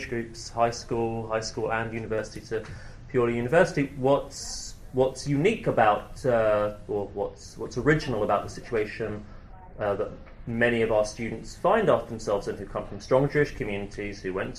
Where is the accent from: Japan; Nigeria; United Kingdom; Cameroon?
United Kingdom; moved away as an adult; now in Manhattan, United States; growing up in the UK, I had a very strong sense of being part of a minority